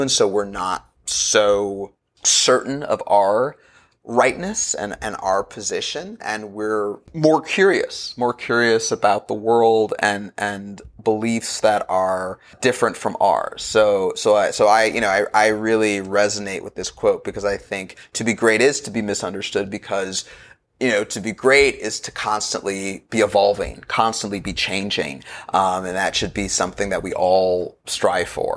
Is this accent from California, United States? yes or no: yes; Los Angeles, California, United States; I grew up in Los Angeles around the time of the O J Simpson trial